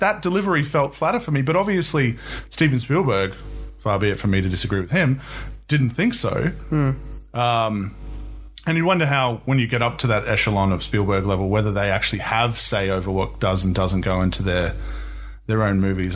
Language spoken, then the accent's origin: English; New Zealand; now in Australia; I'm from New Zealand, but I live in Australia